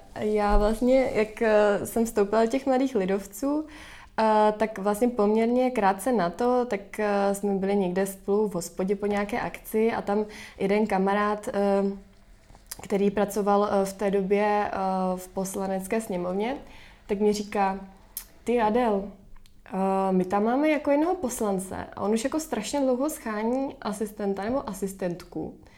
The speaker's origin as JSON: {"language": "Czech", "region": "Prague", "country": "Czechia", "said": "já jsem z Prahy"}